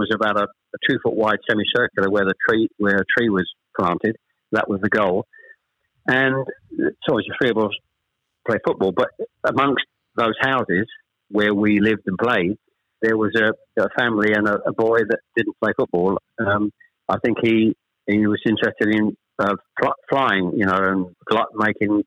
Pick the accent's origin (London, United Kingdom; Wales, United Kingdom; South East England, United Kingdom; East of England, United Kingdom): East of England, United Kingdom; Chelmsford; also born or lived in Ashton-under-Lyne / Manchester; We actually moved south from Manchester. I was born in Ashton under Lyne. We actually moved south to Chelmsford when I was... Probably I was the eldest of three when I was probably about seven or eight